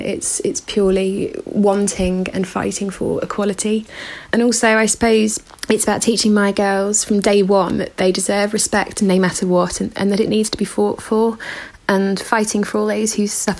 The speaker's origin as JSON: {"language": "English", "town": "Birmingham", "region": "West Midlands", "country": "United Kingdom", "said": "I'm 30 and I'm from Birmingham."}